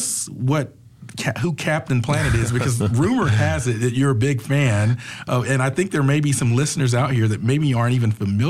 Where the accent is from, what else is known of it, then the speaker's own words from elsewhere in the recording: Atlanta, Georgia, United States; I've been around the Atlanta area for a while. I grew up in Atlanta